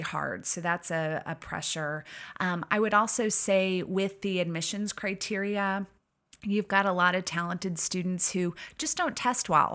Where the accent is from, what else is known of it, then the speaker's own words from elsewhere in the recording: Missouri, United States; moved away as an adult; I grew up in Missouri and found my way out this way after, um, my own college experiences